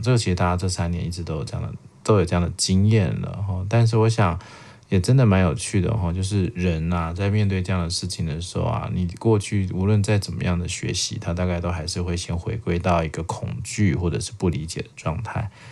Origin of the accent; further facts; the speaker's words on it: Taiwan; 我们台湾人